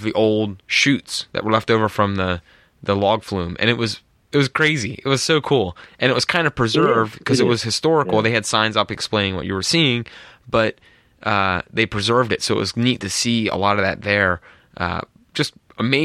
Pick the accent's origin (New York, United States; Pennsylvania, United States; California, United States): Pennsylvania, United States; central; in our area in central Pennsylvania, I live along a state forest here called Michaux State Forest, and the entire area of my hometown where I live